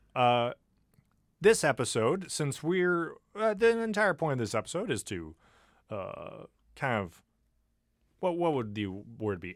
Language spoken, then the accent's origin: English; United States; We're from America.